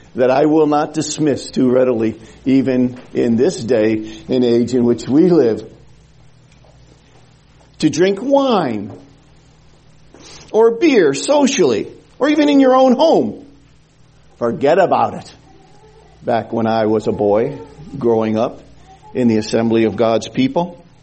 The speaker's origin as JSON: {"language": "English", "town": "New Haven", "region": "Connecticut", "country": "United States", "tie": "born or raised there", "said": "when I was a young boy growing up in the Gospel Hall in New Haven, Connecticut"}